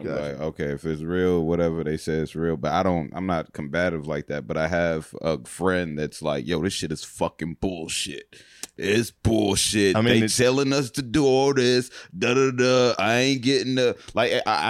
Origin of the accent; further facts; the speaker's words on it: Nigeria; Maybe it's because I'm Nigerian.